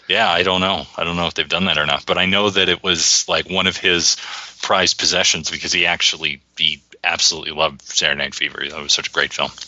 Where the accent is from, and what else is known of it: Detroit, Michigan, United States; born or raised there